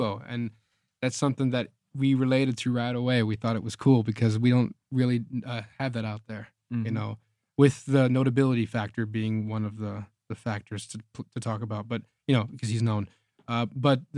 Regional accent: Affligem, Flanders, Belgium; also born or lived in Los Angeles, United States; now in United States; I was raised there, and then I came back to the States. But I grew up in Belgium

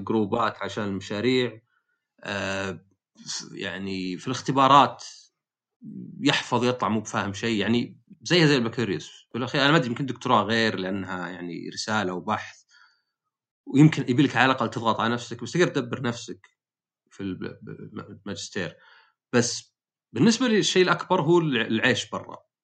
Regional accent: Saudi Arabia; also born or lived in United States / Eastern Province, Saudi Arabia; عندنا في السعوديه

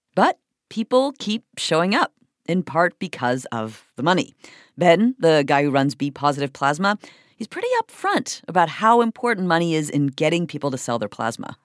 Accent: Canada; moved away; my home country of Canada

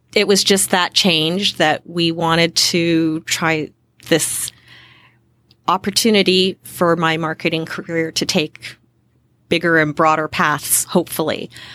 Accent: Western Canada, Canada; So I grew up, born and raised in Western Canada.

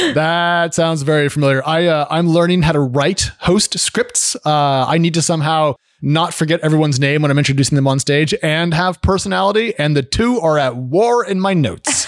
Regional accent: Oregon, United States; I grew up in Oregon on a house that had a well because we were out, uh, out of town a little bit

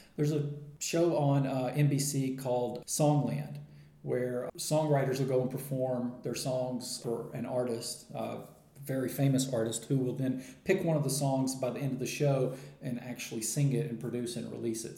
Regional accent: United States; moved away as an adult; I'm from America, uh, but I have been traveling for uh, full time for about four years now

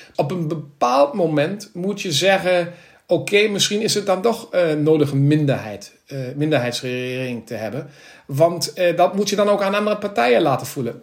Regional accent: Krefeld, North Rhine-Westphalia, Germany; Dutch is a second language; also born or lived in Berlin; Krefeld, waar ik vandaan kom.

